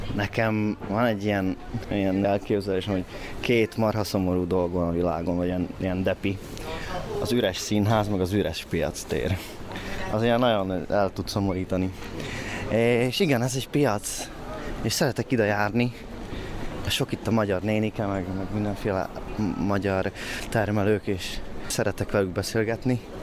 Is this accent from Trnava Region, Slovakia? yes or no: no; Svodín, Nitra Region, Slovakia; accent: Hungarian; now in Nitra, Slovakia; Amikor ide kerültem, szerintem egy egészen erős magyar akcentusom volt